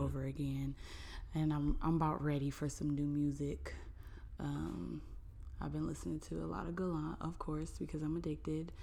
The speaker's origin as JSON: {"language": "English", "town": "Cleveland", "region": "Ohio", "country": "United States", "said": "I am from Cleveland"}